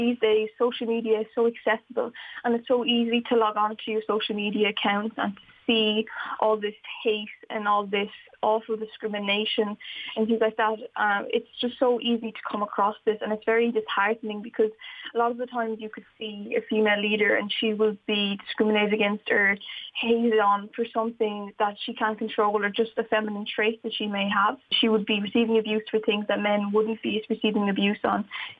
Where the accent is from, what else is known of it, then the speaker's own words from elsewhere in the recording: Wexford, County Wexford, Ireland; I see a lack of female leadership in Wexford sometimes when I look around, and especially when I was growing up